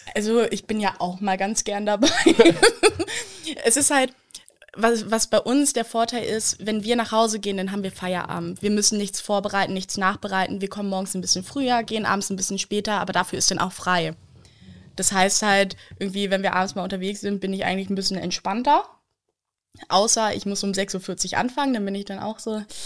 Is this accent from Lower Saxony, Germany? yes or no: yes; Lower Saxony, Germany; moved away as an adult; also born or lived in Berlin; ich bin in Niedersachsen aufgewachsen, also so eine Stunde von hier bin ich aufgewachsen